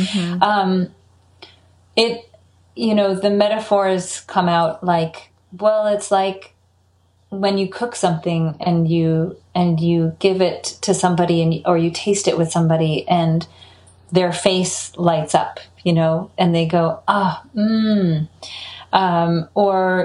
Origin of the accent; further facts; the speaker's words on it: Middlebury, Vermont, United States; moved away; also born or lived in California; growing up in Vermont